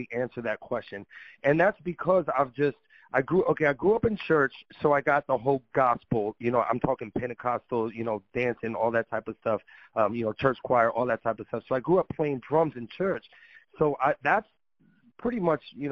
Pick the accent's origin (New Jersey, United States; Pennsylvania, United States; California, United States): California, United States; Los Angeles; moved away as an adult; also born or lived in Harlem, New York City; now in New York City, United States; I grew up in Los Angeles area